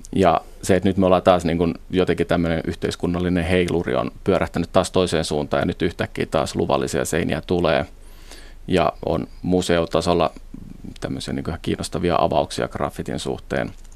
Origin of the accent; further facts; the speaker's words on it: Helsinki, Uusimaa, Finland; mä itse Helsingistä kotoisin